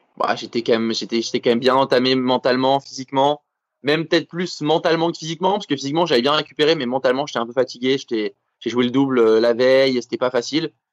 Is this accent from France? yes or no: yes; France; je suis français, on est en France